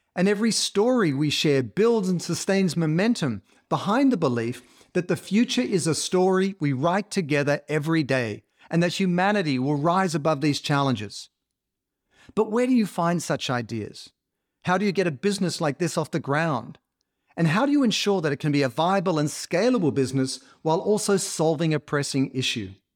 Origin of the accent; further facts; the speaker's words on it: Australia; as an Australian who grew up in the water